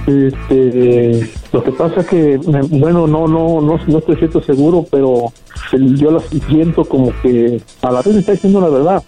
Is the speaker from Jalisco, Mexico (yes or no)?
yes; Guadalajara, Jalisco, Mexico; now in United States; yo soy de Guadalajara